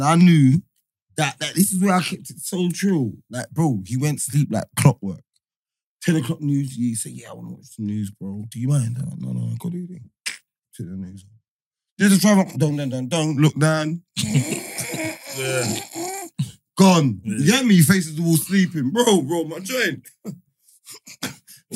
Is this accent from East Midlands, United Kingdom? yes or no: no; London, United Kingdom; I'm from Hackney, innit?